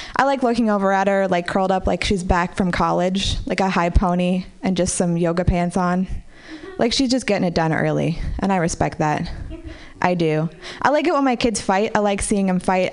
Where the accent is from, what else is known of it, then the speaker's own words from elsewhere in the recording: Marin City, California, United States; I grew up in Marin City